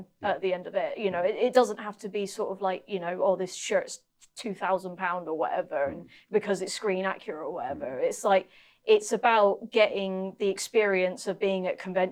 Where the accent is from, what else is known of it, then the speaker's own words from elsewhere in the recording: Norwich, East of England, United Kingdom; also born or lived in Bristol; I was born in Bristol, but I actually lived most of my younger years in Norwich